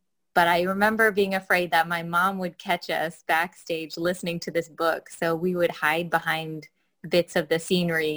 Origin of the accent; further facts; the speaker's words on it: Sequim, Washington, United States; I'm from Squim, Washington